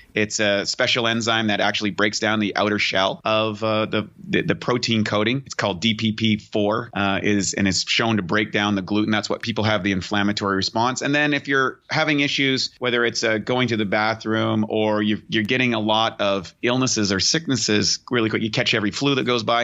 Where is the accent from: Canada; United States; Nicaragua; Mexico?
Canada; a kid growing up in Canada